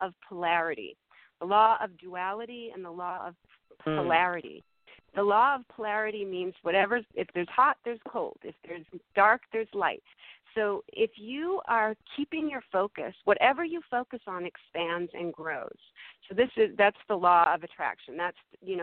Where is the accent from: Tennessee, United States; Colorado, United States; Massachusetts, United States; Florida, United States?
Massachusetts, United States; now in California, United States; I grew up in Massachusetts. I live in California now.